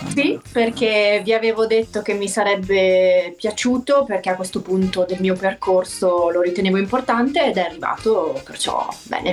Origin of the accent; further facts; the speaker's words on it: Piedmont, Italy; da piemontese